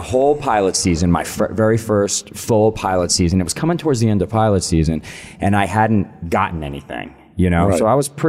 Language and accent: English; Connecticut, United States; moved away; also born or lived in New York; I grew up in Connecticut.